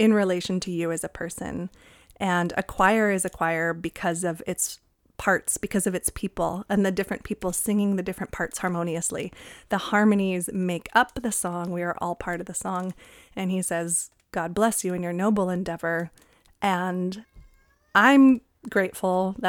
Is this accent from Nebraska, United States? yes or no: no; California, United States; where I grew up in California